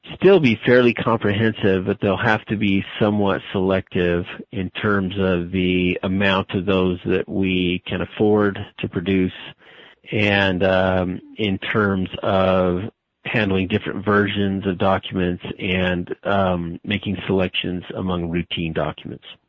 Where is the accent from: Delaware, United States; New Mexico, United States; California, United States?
New Mexico, United States; Albuquerque; moved away as an adult; also born or lived in Utah / Arizona; I was born and raised in Albuquerque, New Mexico